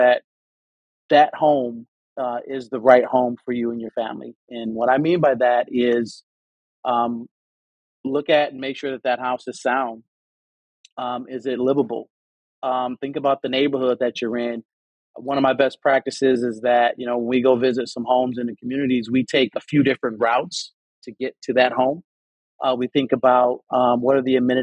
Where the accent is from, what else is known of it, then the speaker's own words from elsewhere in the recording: Detroit, Michigan, United States; I'm originally from Detroit.